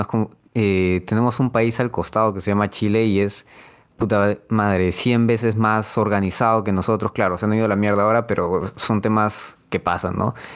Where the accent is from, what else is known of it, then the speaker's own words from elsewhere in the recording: Peru; los peruanos de por sí tenemos algo místico